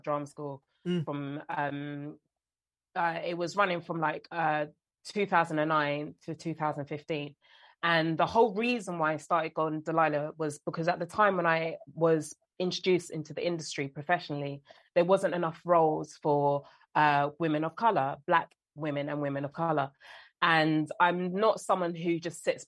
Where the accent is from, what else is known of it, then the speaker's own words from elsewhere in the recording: London, United Kingdom; I'm born and raised in South London. This is the accent, this is my voice